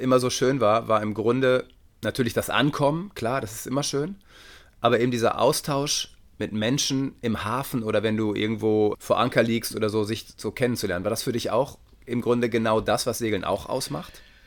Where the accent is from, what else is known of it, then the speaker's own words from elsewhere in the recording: Detmold, North Rhine-Westphalia, Germany; Ich komme aus Detmold, also äh, da gibt es halt nichts